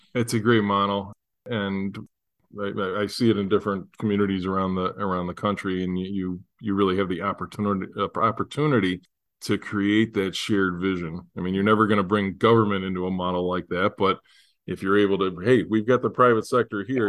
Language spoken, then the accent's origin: English; Buffalo, New York, United States; I'm from Buffalo, the opposite end of the state